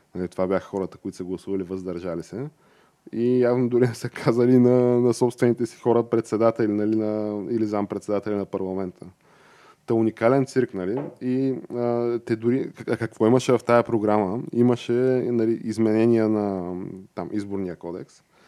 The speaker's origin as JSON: {"language": "Bulgarian", "country": "Bulgaria", "said": "аз съм си типичен българин"}